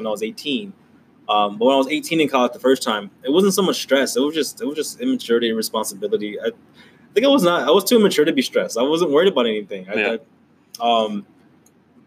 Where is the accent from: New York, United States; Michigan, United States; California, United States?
Michigan, United States; Detroit; I grew up in Detroit